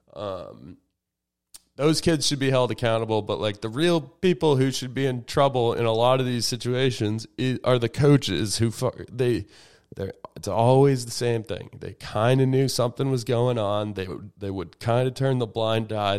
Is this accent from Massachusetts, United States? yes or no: yes; Andover, Massachusetts, United States; It is my hometown